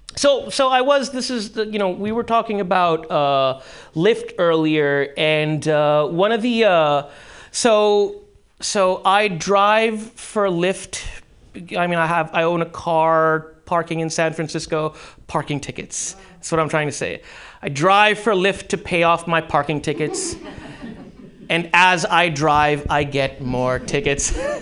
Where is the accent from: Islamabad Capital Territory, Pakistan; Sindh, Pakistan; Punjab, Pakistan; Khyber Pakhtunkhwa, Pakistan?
Sindh, Pakistan; Karachi; moved away; in Karachi, high school